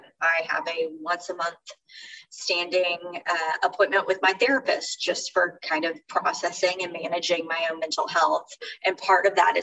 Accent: Fort Worth, Texas, United States; also born or lived in Houston area, Texas; now in Houston, United States; I'm from Fort Worth

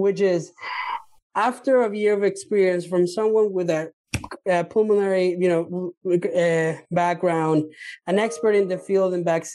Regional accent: Minnesota, United States; Maybe Alyssa and I from Minnesota

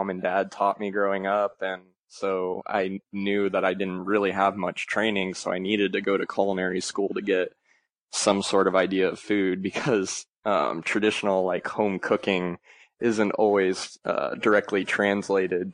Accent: Arkansas, United States; also born or lived in Ohio; now in Dallas, United States; I was born in Ohio, and I moved to Arkansas when I was fairly young, like 5 or 6.

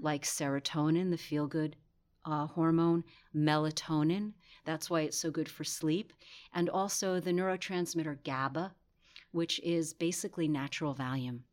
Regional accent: New York, United States; I'm from New York

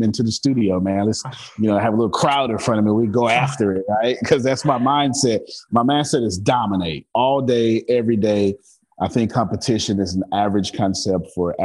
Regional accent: Galveston, Texas, United States; I'm from Galveston Island, Texas

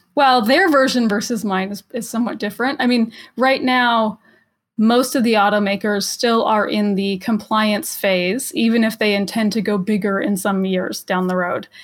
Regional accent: Los Angeles, California, United States; I'm from Los Angeles

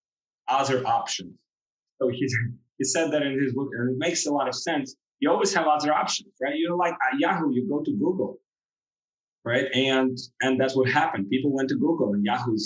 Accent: Ukraine; moved away as an adult; also born or lived in Europe; now in Miami, United States; I'm from Ukraine originally

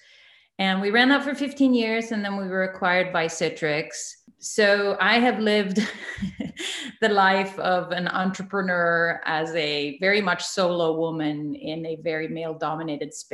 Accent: Sweden; moved away as an adult; also born or lived in San Jose / Santa Cruz; now in United States; I was born and raised in Sweden and came over a half a lifetime ago

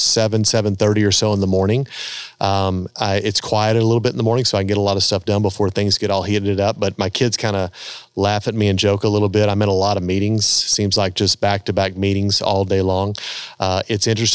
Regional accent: United States; growing up in America and kind of living the lifestyle we live here

